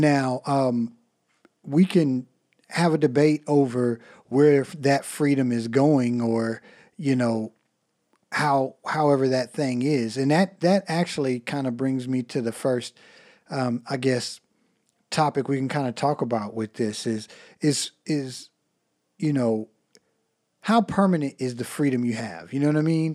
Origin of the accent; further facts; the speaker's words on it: United States; as Americans